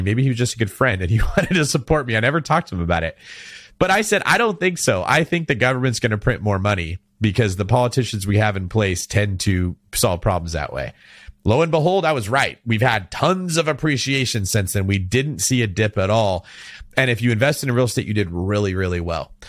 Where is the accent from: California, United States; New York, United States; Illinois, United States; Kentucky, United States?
California, United States; Manteca; where I went to junior college and very close to where I grew up in Manteca.